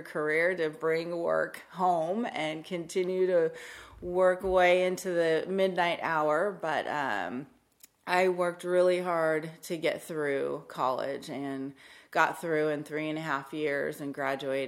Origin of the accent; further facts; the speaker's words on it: Salinas, California, United States; I was born and raised in Salinas, California.